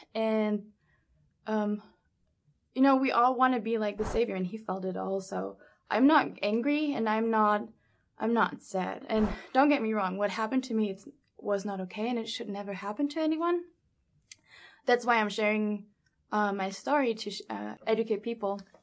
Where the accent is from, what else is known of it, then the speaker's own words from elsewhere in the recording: Germany; moved away as an adult; also born or lived in New York / Las Vegas; I'm from Germany, born and raised in Germany